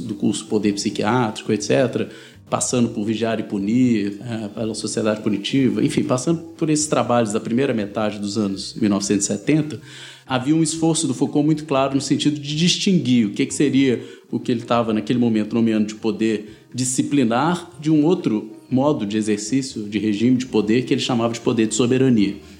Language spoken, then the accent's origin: Portuguese; Minas Gerais, Brazil; vim daqui das Minas Gerais